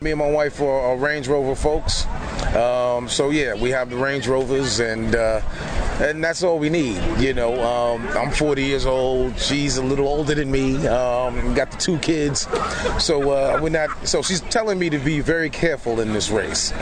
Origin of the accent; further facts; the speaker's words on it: New York, United States; I'm from New York, so we didn't have really cars in high school